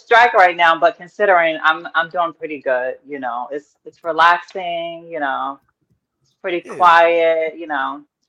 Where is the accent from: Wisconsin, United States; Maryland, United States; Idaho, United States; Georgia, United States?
Maryland, United States; D.C. area; also born or lived in New York / Philadelphia; now in Los Angeles, United States; I'm from Maryland, like the Maryland, D.C. area, but then I lived in New York for 10 years.